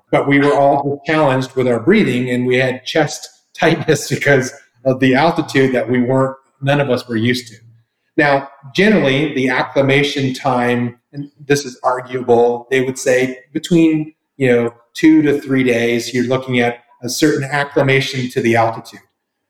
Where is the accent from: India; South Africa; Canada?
Canada; Toronto, Ontario; also born or lived in Florida / California / Colorado; now in Texas, United States; Then, let me step back. I'm Canadian, so I started off in Toronto, home of the best hockey team in the land.